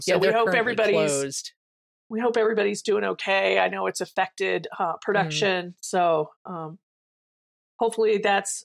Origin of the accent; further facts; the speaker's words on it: Germany; moved away; I grew up in Germany